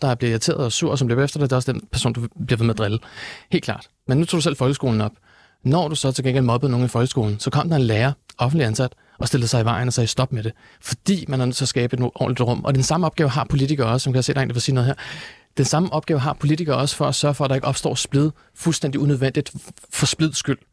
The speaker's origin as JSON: {"language": "Danish", "country": "Denmark", "tie": "born or raised there", "said": "de værdier, jeg er vokset op med her i Danmark."}